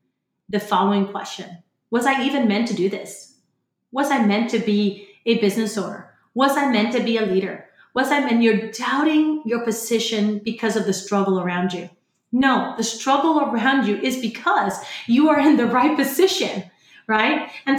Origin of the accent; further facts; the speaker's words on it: Florida, United States; moved away as an adult; now in San Antonio, United States; 12 years in business in a new city called San Antonio. I came from Florida.